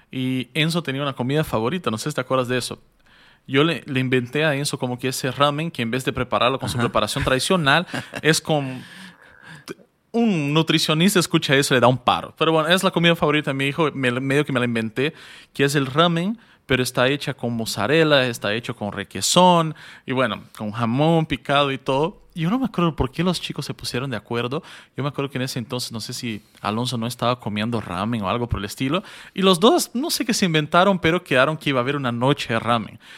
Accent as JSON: {"language": "Spanish", "country": "Bolivia", "said": "Era qué nos une como bolivianos la comida."}